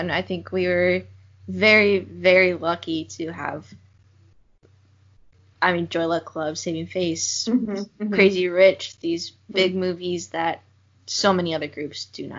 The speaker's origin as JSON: {"language": "English", "region": "Montana", "country": "United States", "tie": "born or raised there", "said": "growing up in Montana, we had a, you know, big population of Native Americans"}